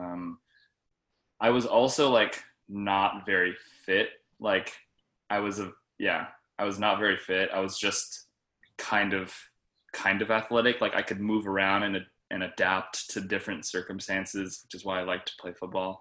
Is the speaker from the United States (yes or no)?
yes; Arcadia, California, United States; born and raised in Arcadia, California